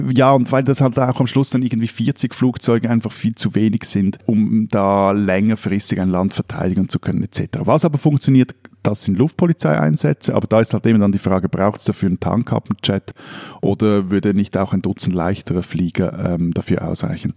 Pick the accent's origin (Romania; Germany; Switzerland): Switzerland; bei uns in der Schweiz